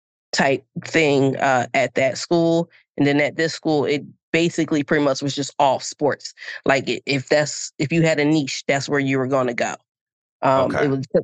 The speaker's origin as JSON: {"language": "English", "town": "Camden", "region": "New Jersey", "country": "United States", "tie": "born or raised there", "also_born_or_lived": "Pennsauken, New Jersey", "moved": "yes", "said": "I am originally from Camden, New Jersey, across the bridge from Philadelphia, going into Pennsylvania. Let's see, born and raised there, went back and forth between Camden and Pensauken in my youth, but ultimately ended up staying in Camden."}